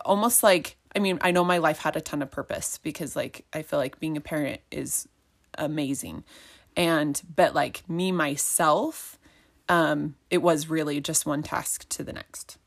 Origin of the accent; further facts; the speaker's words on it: Highland, Utah, United States; also born or lived in Eagle Mountain, Utah; I grew up in Highland, so it's not super far from where we live in Eagle Mountain.